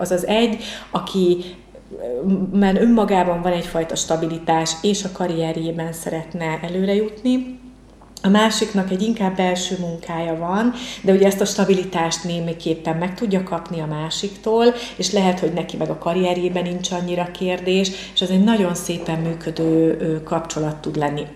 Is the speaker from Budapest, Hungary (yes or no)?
no; Pécs, Baranya, Hungary; born or raised there; also born or lived in Mohács